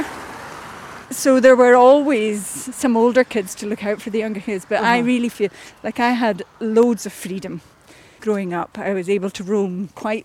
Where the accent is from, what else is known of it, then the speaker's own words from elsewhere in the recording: Ullapool, Scotland, United Kingdom; now in Edinburgh, United Kingdom; I grew up in Ullapool